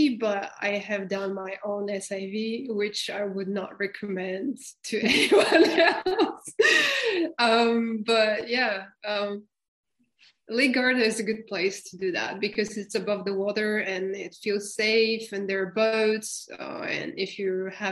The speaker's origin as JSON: {"language": "English", "country": "Bulgaria", "also_born_or_lived": "France", "said": "I'm originally from Bulgaria, and right now I live between France and Bulgaria"}